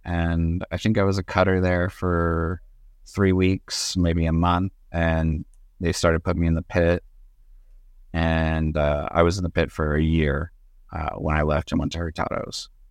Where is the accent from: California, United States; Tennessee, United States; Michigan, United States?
California, United States; Southern; I'm originally from Southern California